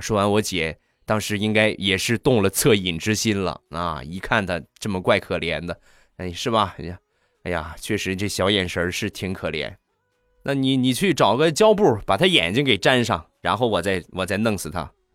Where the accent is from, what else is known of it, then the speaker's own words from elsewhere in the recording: Rizhao, Shandong, China; 我家乡的特产，日照绿茶